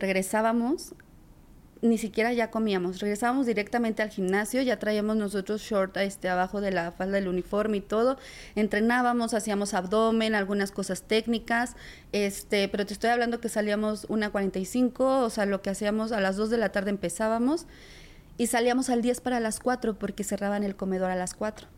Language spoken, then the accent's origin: Spanish; La Paz, Baja California Sur, Mexico; now in Mexico City, Mexico; soy de la Ciudad de México. Yo nací aquí, pero yo crecí en La Paz, Baja California